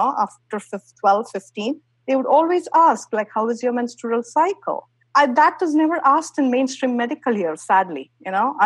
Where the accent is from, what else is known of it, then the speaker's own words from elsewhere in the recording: India; moved away; growing up in India, menstruation was a big taboo